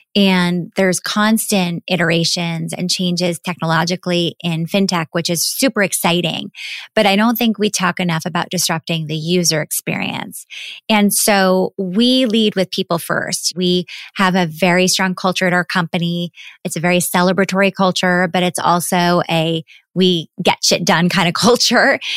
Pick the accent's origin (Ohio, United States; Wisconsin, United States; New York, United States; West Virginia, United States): New York, United States; New York City; I grew up in New York City, right in the heart of Manhattan on the twenty-sixth floor of an apartment building.